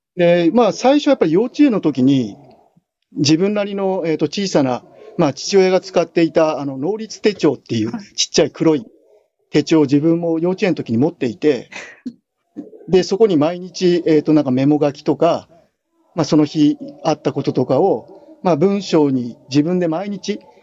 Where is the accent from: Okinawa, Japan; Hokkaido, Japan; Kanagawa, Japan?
Kanagawa, Japan; 神奈川県の、えーと、と湘南高校っていう高校卒業なんですけども